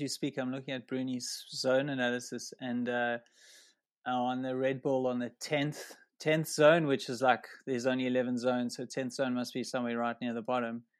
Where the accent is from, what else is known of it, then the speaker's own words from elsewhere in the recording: South Africa; we come from a similar area in South Africa